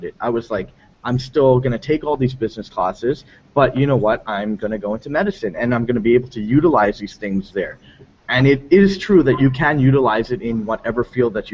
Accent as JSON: {"language": "English", "country": "South Africa", "tie": "born or raised there", "said": "I'm South African born."}